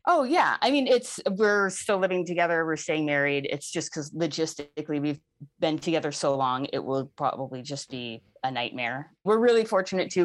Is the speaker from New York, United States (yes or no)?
yes; New York, United States; I'm from New York